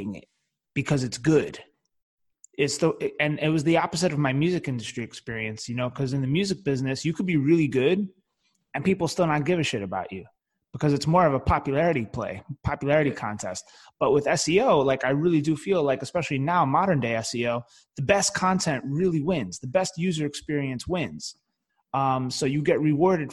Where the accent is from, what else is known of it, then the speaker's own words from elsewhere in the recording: New York City, New York, United States; I grew up in the Bronx specifically